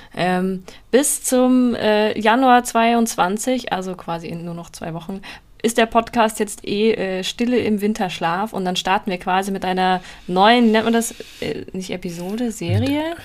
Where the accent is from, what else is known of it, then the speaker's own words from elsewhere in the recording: Bavaria, Germany; in Süddeutschland, Bayern, wo ich herkomme